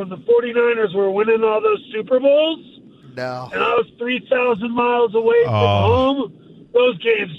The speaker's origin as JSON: {"language": "English", "town": "San Francisco", "region": "California", "country": "United States", "tie": "born or raised there", "also_born_or_lived": "Bath, Maine", "said": "So I grew up in San Francisco. I'm a third generation native. I live in Lake Tahoe now. But when I was in high school, I got shipped back east to boarding school."}